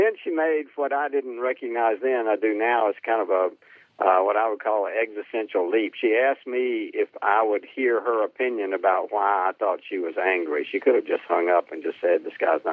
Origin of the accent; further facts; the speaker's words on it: Helena, Arkansas, United States; I grew up in Helena, Arkansas, which is on the Mississippi River Delta, about 50 miles south of Memphis.